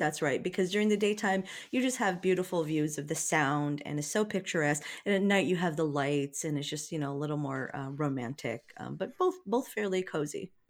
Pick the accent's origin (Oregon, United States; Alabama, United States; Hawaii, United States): Hawaii, United States; I'm from Hawaii.